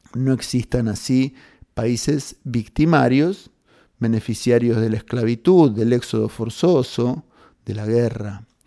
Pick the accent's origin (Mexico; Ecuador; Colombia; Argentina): Argentina; como argentinos